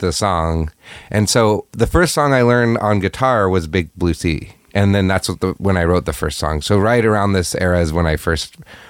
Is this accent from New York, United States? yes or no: no; Moscow, Idaho, United States; Yeah. Okay. This was in Moscow, Idaho.